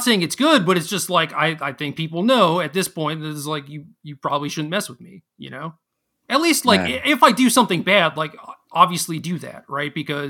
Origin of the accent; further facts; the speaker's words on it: Minnesota, United States; born there; And I was born in Minnesota, dude.